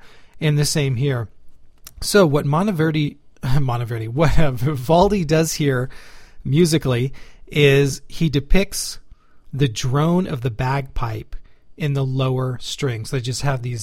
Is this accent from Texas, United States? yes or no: yes; Spring, Texas, United States; I grew up in Houston, Texas, or just north of Houston, Texas, in a city called Spring